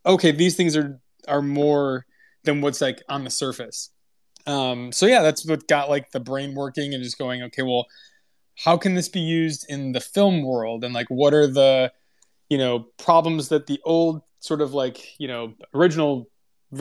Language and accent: English; Midwest, United States; moved away; both Matt and I came from the Midwest